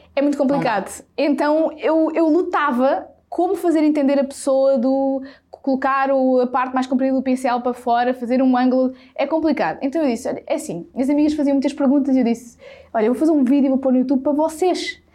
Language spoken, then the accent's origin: Portuguese; Sátão, Centro, Portugal; eu sou do Sátão, que é uma terrinha, um conselho a mais ou menos 18, 19 km de Viseu. Portanto, eu não nasci na cidade e sou zero da cidade